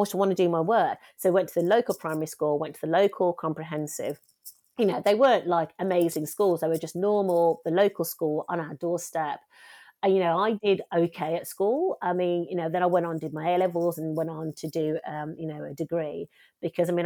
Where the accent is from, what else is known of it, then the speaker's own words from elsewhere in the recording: Wednesbury, West Midlands, United Kingdom; also born or lived in West Bromwich; I'm from Wensbury.